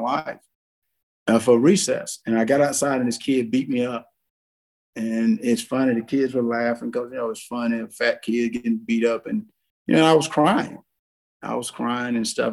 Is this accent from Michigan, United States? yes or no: no; South Georgia, United States; as a little kid growing up in South Georgia